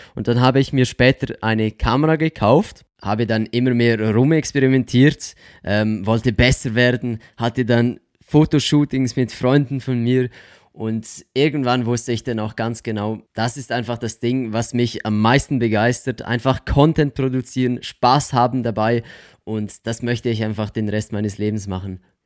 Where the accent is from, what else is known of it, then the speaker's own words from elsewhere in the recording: Switzerland; accent: Swiss; first language Swiss German; komme aus der Schweiz, wie man wahrscheinlich auch unschwer an meinem komischen Akzent hören kann